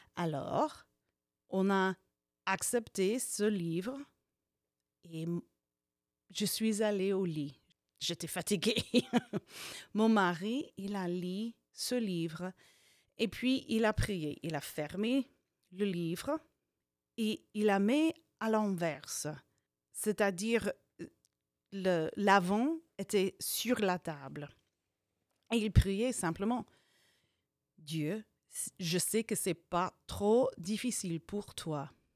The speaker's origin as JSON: {"language": "French", "town": "Hastings", "region": "Nebraska", "country": "United States", "tie": "born or raised there", "also_born_or_lived": "California / Vierzon, France", "second_language": "French", "said": "J'ai agrandi dans une ville qui s'appelle Hastings, ou bien Hastings"}